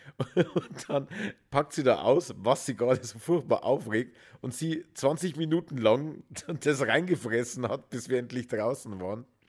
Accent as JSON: {"language": "German", "country": "Germany", "said": "Bei uns in Deutschland"}